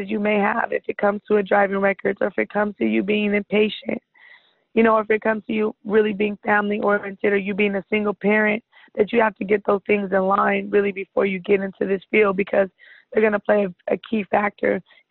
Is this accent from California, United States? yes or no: yes; California, United States; I'm from California